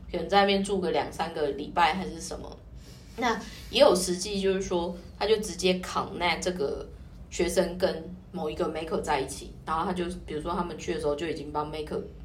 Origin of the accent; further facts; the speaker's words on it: Taiwan; 我们台湾人